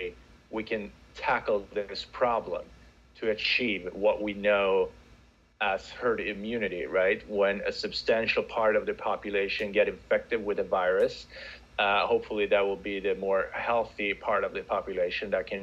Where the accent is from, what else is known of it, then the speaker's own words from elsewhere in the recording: Sweden; moved away as an adult; also born or lived in United States; now in Central Florida, United States; I am originally from Sweden. I've been living in the U.S. for the past decade, a little bit more over a decade now.